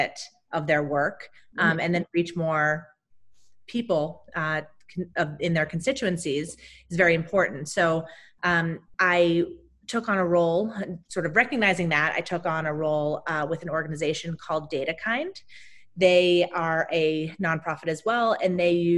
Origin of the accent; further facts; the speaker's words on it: outside of Boston, near Salem, Massachusetts, United States; I grew up outside of Boston, Massachusetts, in a little town very close to Salem, the witch town.